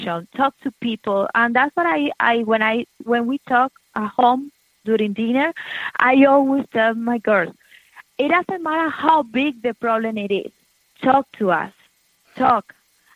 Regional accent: Venezuela; moved away as an adult; also born or lived in Miami, United States; now in Americus, United States; when we came from Venezuela, we didn't have kids.

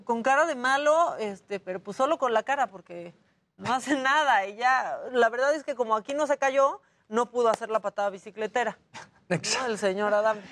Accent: Tijuana, Baja California, Mexico; now in Mexico City, Mexico; Yo nací en Tijuana, pero mi familia no es de Tijuana, nací en Tijuana porque ahí estaban viviendo mis papás en ese momento.

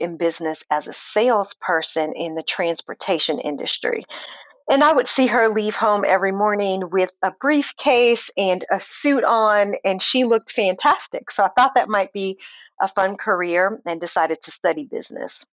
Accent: St. Louis, Missouri, United States; now in Kansas City, United States; I grew up in St. Louis, Missouri. Born and raised there

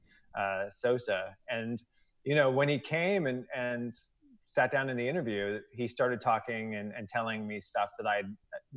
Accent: outside of St. Louis, Missouri, United States; I grew up outside of St. Louis

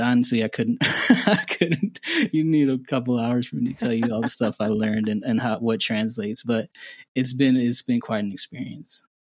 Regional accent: Indiana, United States; moved away as an adult; also born or lived in Houston; now in Guatemala; I was born and raised in Indiana

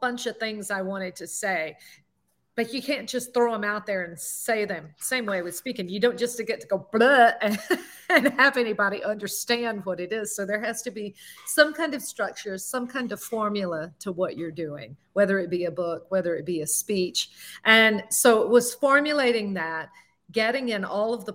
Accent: the South, United States; accent: southern; also born or lived in Alabama; now in Palm Beach County, Florida, United States; my southern accent

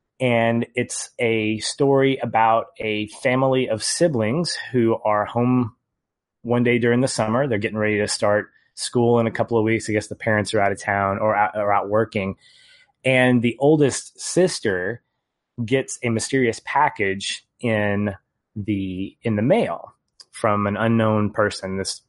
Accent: Little Rock, Arkansas, United States; I mean, I'm from Little Rock, Arkansas, so it's, yeah, whatever.

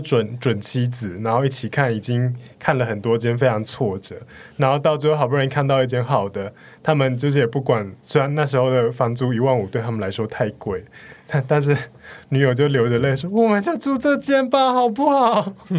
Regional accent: Yuanlin, Changhua County, Taiwan; now in Taipei, Taiwan; 我是彰化的那个园林人，园林市人

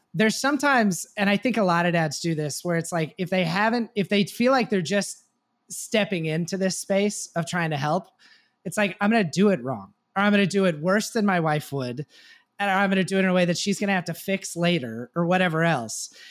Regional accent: Texas, United States; I grew up in Texas

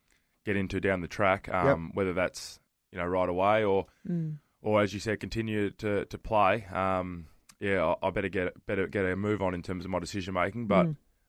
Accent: Melbourne, Victoria, Australia; moved away as an adult; now in Adelaide, Australia; my wife's from Melbourne, I'm from Melbourne, and but we certainly feel like Adelaide has been home over the last 10 years.

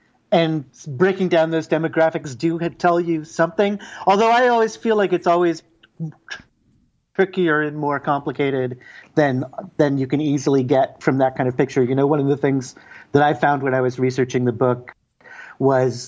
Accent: Canada; also born or lived in Montreal; as an English Canadian

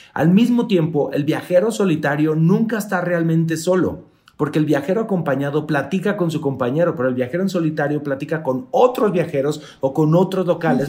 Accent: Mexico; Soy el único mexicano

